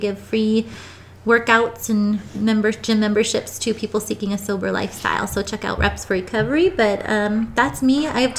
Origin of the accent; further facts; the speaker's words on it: Boston, Massachusetts, United States; moved away as an adult; now in Reno, United States; I was born in Boston, Massachusetts. I live in Reno now. I am originally from the East Coast, but floated out here about a decade ago